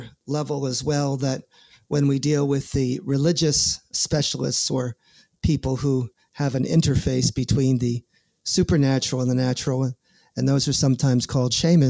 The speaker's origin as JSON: {"language": "English", "region": "New York", "country": "United States", "said": "I'm from New York."}